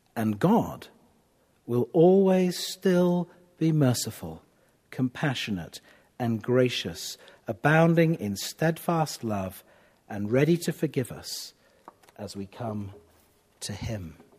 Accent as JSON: {"language": "English", "country": "United Kingdom", "said": "I'm a Brit"}